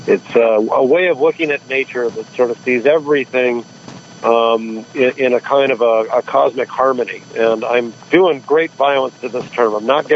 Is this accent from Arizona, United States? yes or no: yes; Tucson, Arizona, United States; Tucson's my hometown